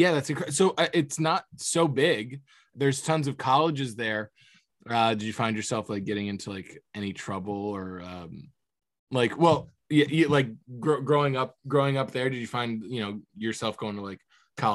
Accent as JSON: {"language": "English", "region": "Florida", "country": "United States", "tie": "born or raised there", "said": "What's interesting is growing up in Florida for me"}